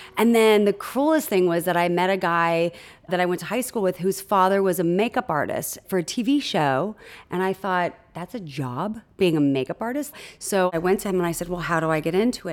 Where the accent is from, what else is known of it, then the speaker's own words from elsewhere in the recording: Huntington Beach, California, United States; I was born in Newport Beach, California, and raised in Huntington Beach, California, in a sleepy little surf town.